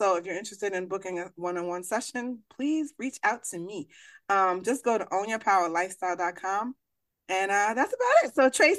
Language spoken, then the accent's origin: English; New York City, New York, United States; I'm from the Bronx